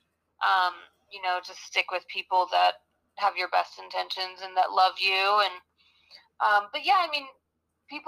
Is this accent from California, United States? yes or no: yes; Los Angeles, California, United States; also born or lived in Hollywood, Florida / Manhattan, New York; I grew up in Manhattan until I was 9, and then we moved to Los Angeles.